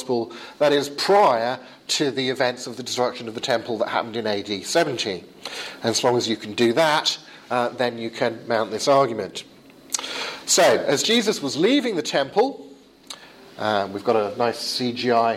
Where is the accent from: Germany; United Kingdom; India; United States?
United Kingdom; England; as we English say